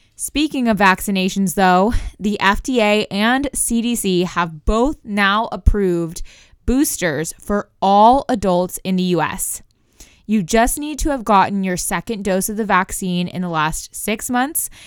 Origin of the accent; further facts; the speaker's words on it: Oklahoma, United States; I'm from Oklahoma where we're notorious for tornadoes